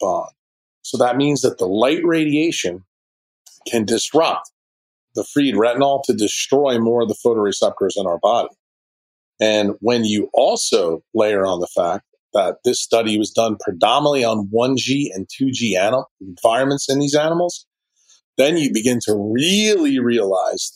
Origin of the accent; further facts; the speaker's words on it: New York City, New York, United States; my hometown in New York City